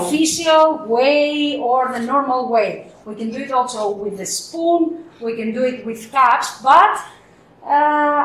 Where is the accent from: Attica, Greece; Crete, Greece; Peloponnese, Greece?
Crete, Greece; I come from Crete